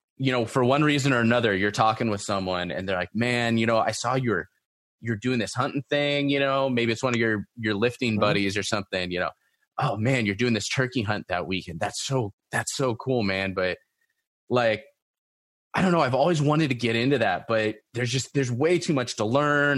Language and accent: English; Long Beach, California, United States; also born or lived in Los Angeles, California; I'm from Southern California, you know, like I worked in LA and grew up in like Seal Beach, Long Beach my entire life.